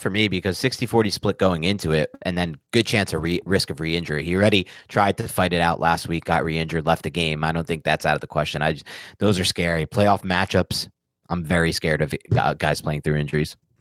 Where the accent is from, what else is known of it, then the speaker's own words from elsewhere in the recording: New Jersey, United States; moved away as an adult; also born or lived in Wisconsin; now in New York City, United States; born and raised in New Jersey, went to school in Wisconsin for four years, otherwise has only lived in New York City and Queens